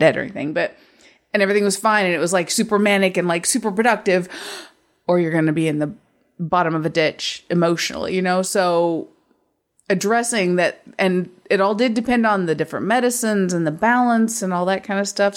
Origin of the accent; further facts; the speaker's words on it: United States; I'm American